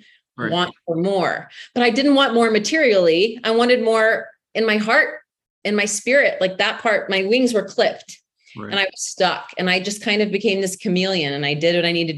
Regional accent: Texas, United States; accent: Texas; I was born and raised in Texas

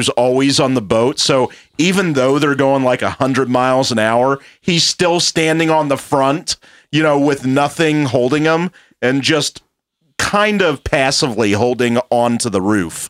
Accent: Georgia, United States; I end up saying Georgia, and he puts the devil horns up in the air yeah, man, that's where I'm from.

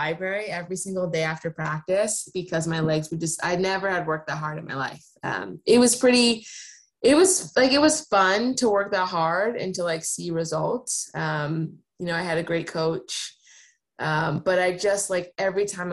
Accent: East Coast, United States; moved away as an adult; now in Seattle, United States; I'm also like born and raised on the East Coast. My parents are from New York

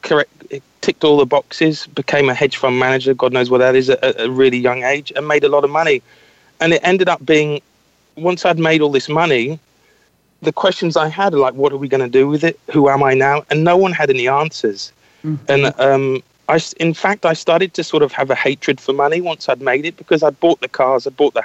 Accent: Scotland, United Kingdom; I was brought up in Scotland.

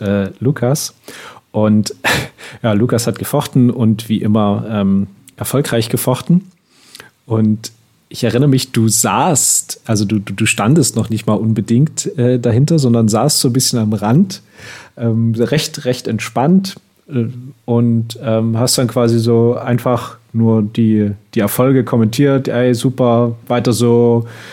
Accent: Switzerland; bei uns in der Schweiz

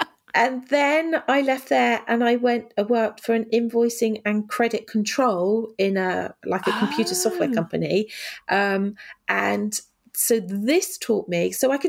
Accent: United Kingdom; Oh, yeah. And we're so British as

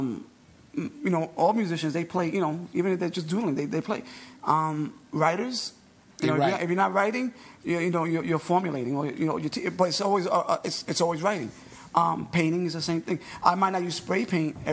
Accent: New York, United States; I'm the only … New Yorker, you know, born and raised in New York

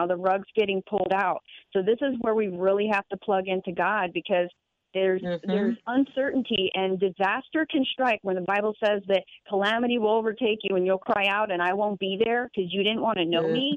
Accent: Florida, United States; my hometown in Florida

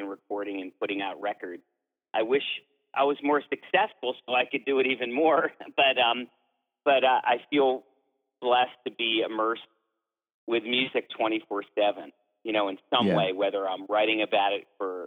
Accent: Philadelphia, Pennsylvania, United States; I'm from the East Coast. I'm from a suburb of Philadelphia.

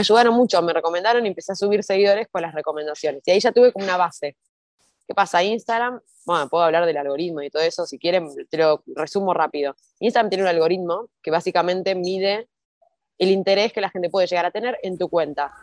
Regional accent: Argentina; me acuerdo cuando era chiquita, acá en Argentina

